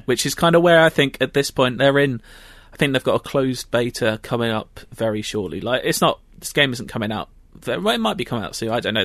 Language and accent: English; London, United Kingdom; I'm from London